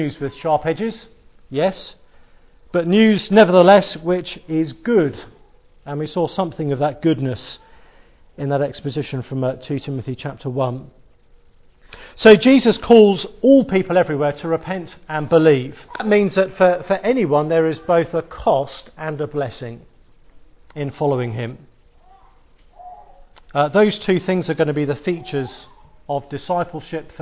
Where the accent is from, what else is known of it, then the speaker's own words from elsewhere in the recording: England, United Kingdom; Being English